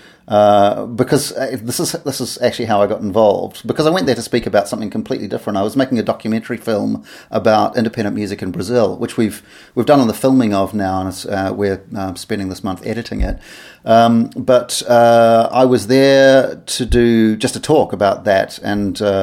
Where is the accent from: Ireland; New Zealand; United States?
New Zealand; moved away; I'm from New Zealand originally